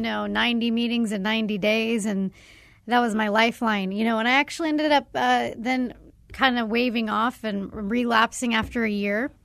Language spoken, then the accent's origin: English; Arizona, United States; growing up in Arizona